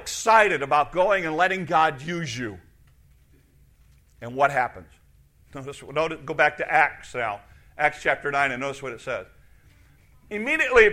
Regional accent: United States; As an American in 2017

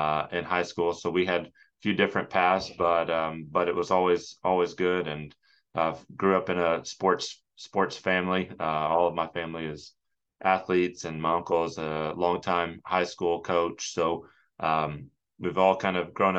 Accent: Norman, Oklahoma, United States; also born or lived in Stillwater, Oklahoma; somebody who grew up in the state of Oklahoma

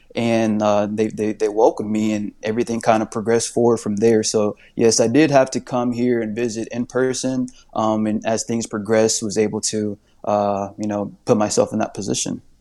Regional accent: Indianapolis, Indiana, United States; moved away as an adult; now in Phoenix, United States; I'm actually from Indianapolis, Indiana

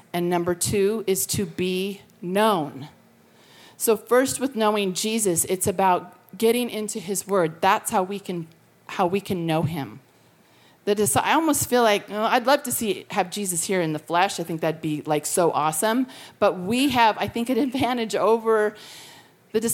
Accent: Colorado, United States; now in California, United States; I'm from Colorado, but I've lived in California for over 30 years

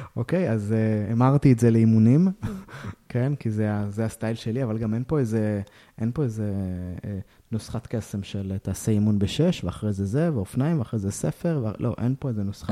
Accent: Israel; אנחנו ישראלים

